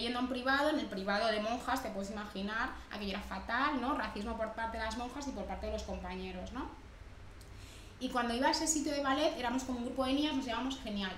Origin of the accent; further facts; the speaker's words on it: Barcelona, Catalonia, Spain; also born or lived in Dominican Republic / Badalona; yo crecí aquí en Barcelona